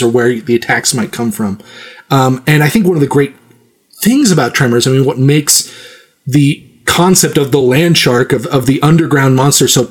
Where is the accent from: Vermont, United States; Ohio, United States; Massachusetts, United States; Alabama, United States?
Vermont, United States; I'm from Vermont. I grew up in a reasonably small town